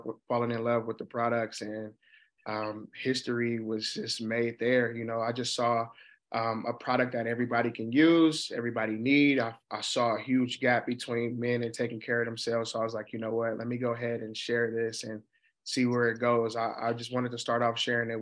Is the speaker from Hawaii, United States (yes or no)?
no; Oakland, California, United States; also born or lived in Utah; Born and raised in Oakland, California